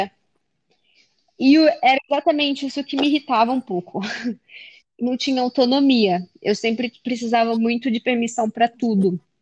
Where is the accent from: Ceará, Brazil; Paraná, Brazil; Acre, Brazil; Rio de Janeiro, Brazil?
Acre, Brazil; born or raised there; moved away as an adult; also born or lived in England; now in São Paulo, Brazil